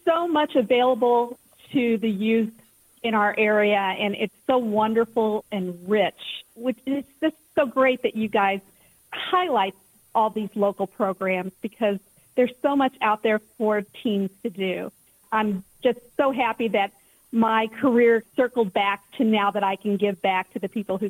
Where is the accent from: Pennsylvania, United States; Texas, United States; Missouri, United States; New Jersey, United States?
Missouri, United States; St. Charles; I grew up in the St. Louis area. I was born and raised in St. Charles and started dancing school when I was 3